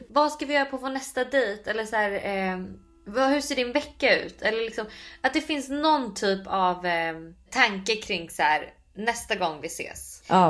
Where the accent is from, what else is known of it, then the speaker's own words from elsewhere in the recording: Sweden; moved away as an adult; now in New York, United States; hemma i Sverige